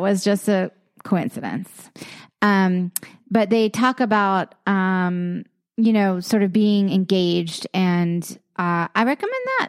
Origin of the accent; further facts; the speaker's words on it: the South, United States; I grew up in a in a in the South